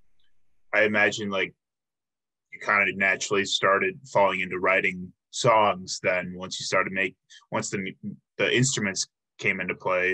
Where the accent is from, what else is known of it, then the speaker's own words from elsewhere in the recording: Illinois, United States; moved away as an adult; now in Milwaukee, United States; I'm originally from Illinois, but Milwaukee is very much home